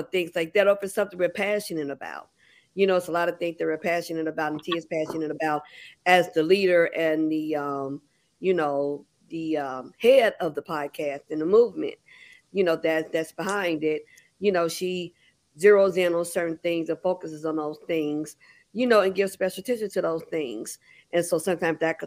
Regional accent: Chicago, Illinois, United States; We're from Chicago.

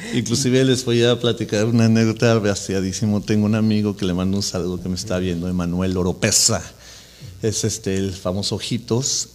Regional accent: Mexico City, Mexico; moved away as an adult; now in Orange County, United States; yo soy de la Ciudad de México y le voy a Cruz Azul

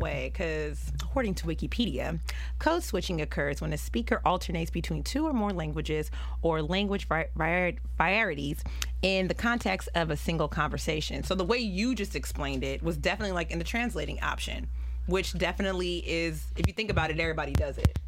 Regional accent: Pittsburg, California, United States; I am from Pittsburgh, California

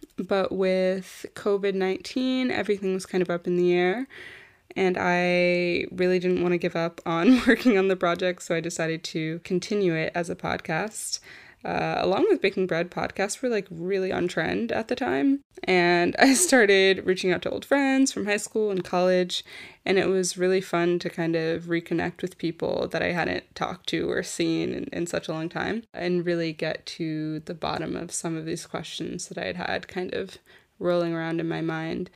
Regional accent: United States; moved away as an adult; also born or lived in New York / Florida; now in Paris, France; originally from New York and Florida

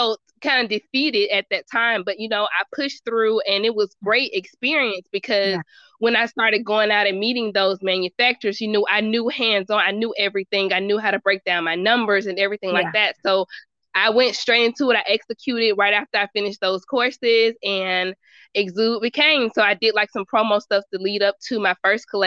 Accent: Birmingham, Alabama, United States; moved away as an adult; now in Atlanta, United States; I'm from Birmingham, so Atlanta was kind of like 2-hour drive

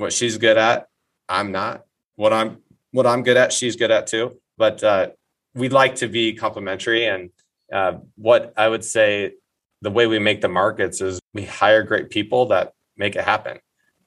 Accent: Eddyville, Iowa, United States; now in Minneapolis, United States; my hometown of Eddyville, Iowa

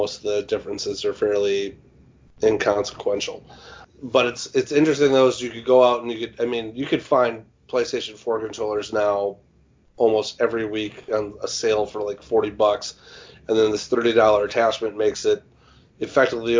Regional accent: Midwest, United States; I'm from the Midwest

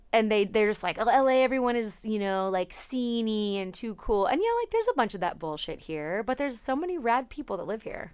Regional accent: Napa, California, United States; I'm from Napa, California. Um, and I grew up in a small town.

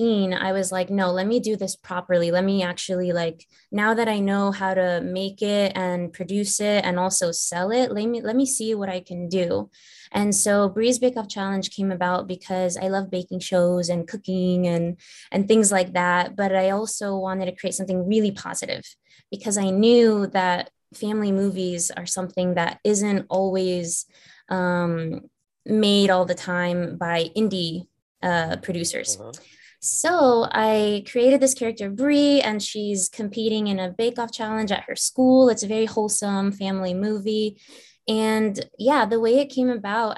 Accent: Virginia, United States; moved away as an adult; also born or lived in Los Angeles; I'm actually from the East Coast, from Virginia, so not too far from you guys. And I moved to Los Angeles when I was 18 by myself

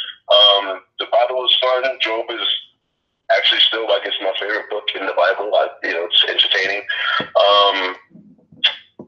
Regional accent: New York City, New York, United States; I grew up in New York City

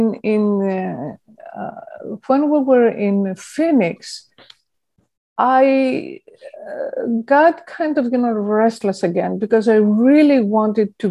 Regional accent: Athens, Attica, Greece; moved away as an adult; also born or lived in England / Portland, Oregon; now in California, United States; I was born in Plaka, in the foothills of Acropolis, literally, in Athens, Greece. And I grew up there and I went to school there.

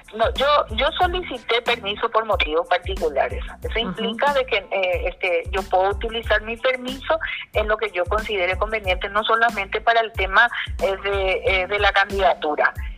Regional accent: Paraguay; somos ciudadanos paraguayos.

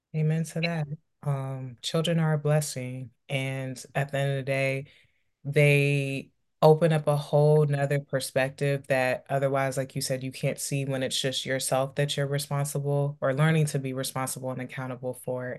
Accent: DC, Maryland, DC, Virginia area, United States; growing up in the Maryland, D C, Virginia area

